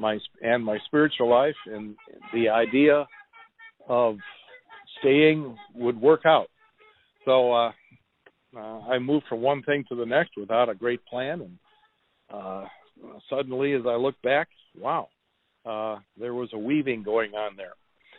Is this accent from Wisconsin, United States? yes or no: yes; Wisconsin, United States; now in Alaska, United States; So I came in 1978 up from Wisconsin, bought a one-way plane ticket. It was my first airplane ride ever.